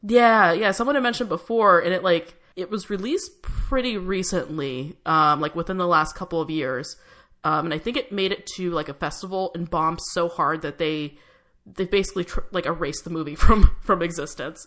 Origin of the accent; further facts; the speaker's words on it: San Diego, California, United States; I grew up in San Diego, which is a couple hours south